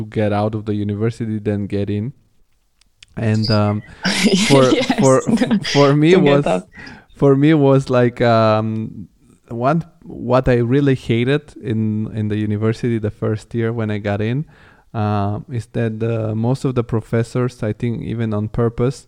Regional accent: Rome, Lazio, Italy; moved away as an adult; also born or lived in Bulgaria; now in Germany; I come from Bulgaria, but I grew up in Rome

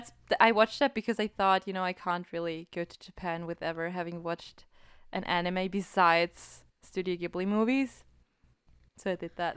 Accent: Austria; I'm from Austria

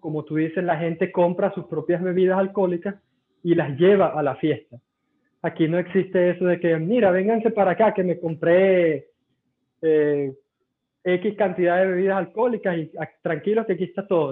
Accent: Venezuela; moved away as an adult; now in Lahti, Finland; ¿tú eres venezolano? yo, sí.

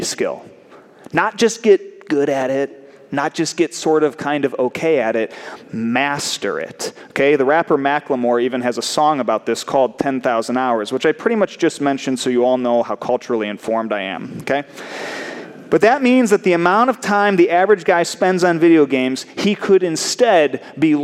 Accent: United States; as American men

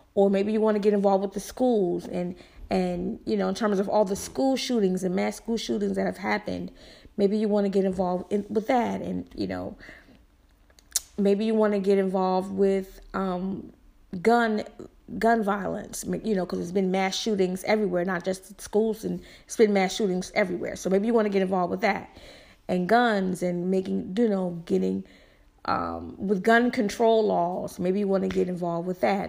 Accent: the South, United States; I'm from the South, and I talk how I talk

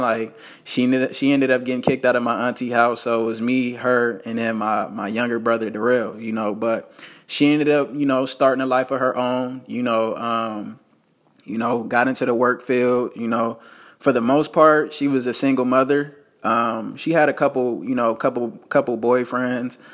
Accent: Las Vegas, Nevada, United States; I was born in Las Vegas, Nevada

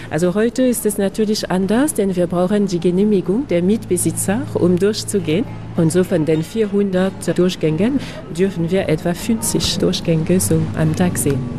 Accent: Lyon, Auvergne-Rhône-Alpes, France; Bei uns in Lyon mit beiden Flüssen und mit beiden Hügeln

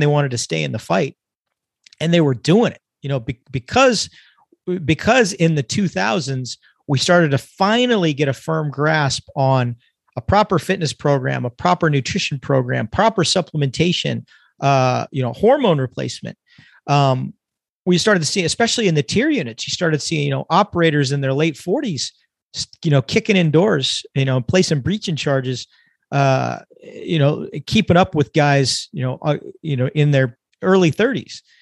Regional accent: California, United States; now in Texas, United States; I'm originally born and raised in California.

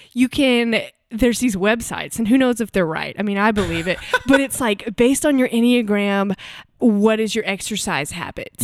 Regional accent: United States; moved away as an adult; also born or lived in Hattiesburg, Mississippi / Huntsville, Alabama / Auburn, Alabama; now in Nashville, United States; I grew up half in Mississippi and half in Alabama, so Hattiesburg and Huntsville

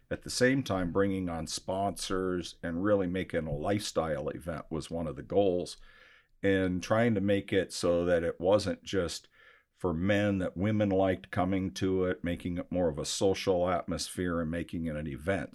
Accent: Scottsdale, Arizona, United States; also born or lived in Michigan; I grew up here in Scottsdale, Arizona. I was born in Michigan

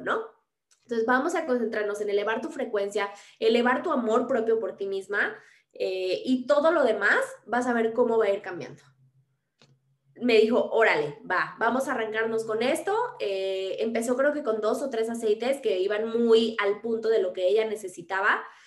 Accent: Mexico; also born or lived in Mexico City

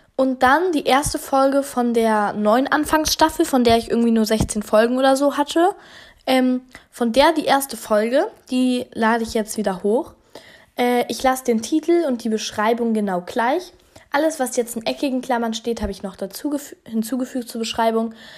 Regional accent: Hesse, Germany; bei uns in Hessen

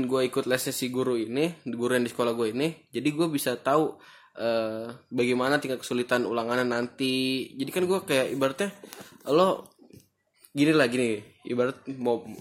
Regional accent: Serang, Banten, Indonesia; moved away as an adult; now in Makassar, Indonesia; Saya dari Serang sih, tapi kuliah di Makassar.

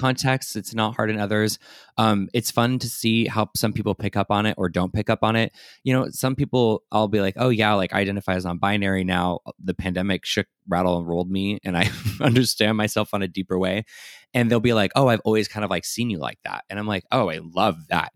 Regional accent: San Diego, California, United States; I also was born and raised in San Diego

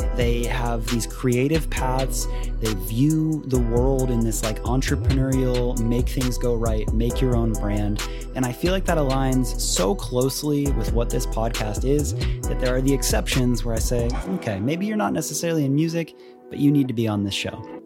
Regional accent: Tampa, Florida, United States; also born or lived in Miami; I ended up moving to Tampa when I was, like, two

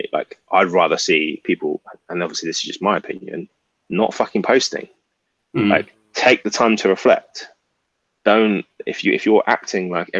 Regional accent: England, United Kingdom; now in London, United Kingdom; we're West Indian by heritage, but we grew up in England

